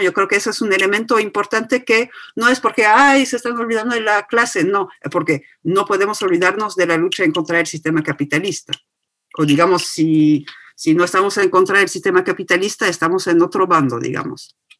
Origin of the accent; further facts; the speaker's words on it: France; nací y me hice sin esfuerzo ciudadana francesa y blanca